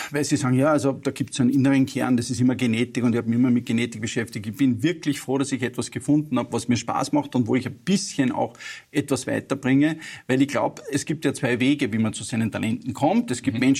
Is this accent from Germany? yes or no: no; Upper Austria, Austria; now in Vienna, Austria; ich bin ein Oberösterreicher mhm. in Wien